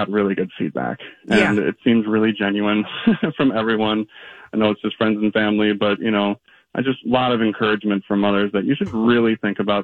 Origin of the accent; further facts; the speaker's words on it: Minnesota, United States; being a Minnesotan